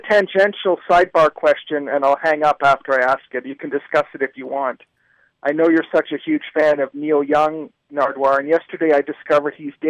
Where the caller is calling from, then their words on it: Toronto, Ontario, Canada; I'm calling from Toronto.